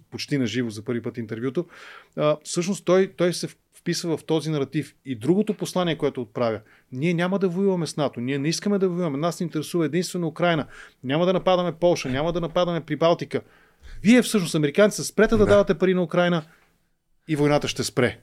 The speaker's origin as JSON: {"language": "Bulgarian", "country": "Bulgaria", "said": "Аз съм българин, просто не знам украински и затова ви говоря на руски"}